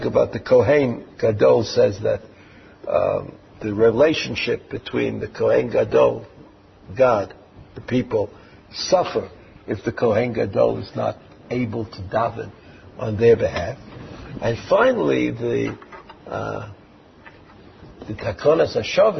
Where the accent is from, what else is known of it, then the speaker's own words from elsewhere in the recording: United States; now in Israel; when I was growing up in America